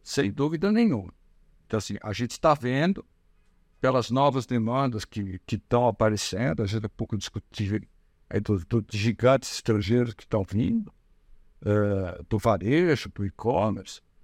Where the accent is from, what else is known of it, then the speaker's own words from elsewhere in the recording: Brazil; como brasileiros